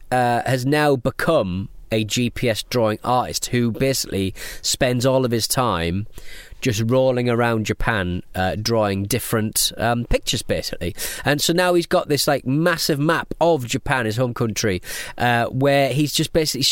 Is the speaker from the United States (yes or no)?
no; England, United Kingdom; We're English